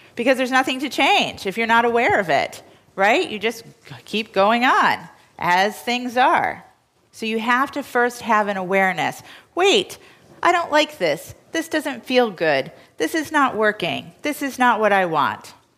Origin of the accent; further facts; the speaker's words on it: New York, United States; as a New Yorker